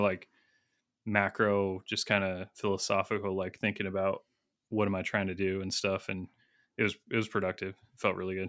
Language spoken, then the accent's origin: English; United States; I'm an American